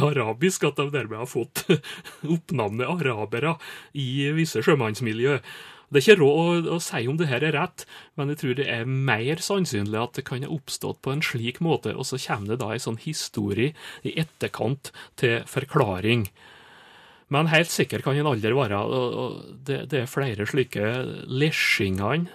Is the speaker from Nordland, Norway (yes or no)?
no; Nordmøre, Møre og Romsdal, Norway; meg som nordmøring